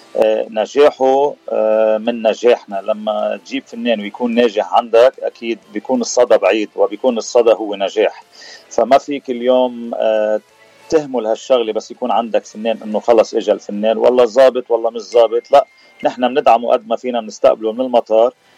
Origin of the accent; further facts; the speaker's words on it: Sidon, South Governorate, Lebanon; moved away as an adult; also born or lived in Bikfaya, Lebanon; now in Washington, D.C., United States; لبناني أه الاصل من صيدا وسكان بكفيا